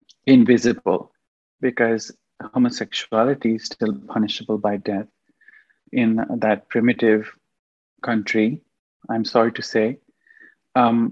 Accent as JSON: {"language": "English", "country": "Pakistan", "moved": "yes", "lives_now": "Canada", "said": "I am from Pakistan"}